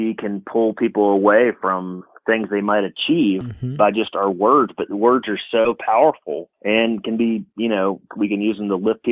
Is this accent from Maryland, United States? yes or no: no; Atlanta, Georgia, United States; moved away as an adult; now in New Mexico, United States; I grew up in Georgia. I actually grew up in Atlanta, Georgia